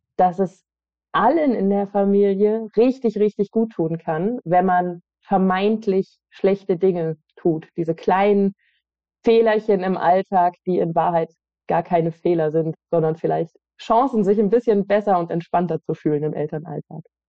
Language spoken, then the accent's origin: German; West Germany, Germany; in Westdeutschland, wo ich aufgewachsen bin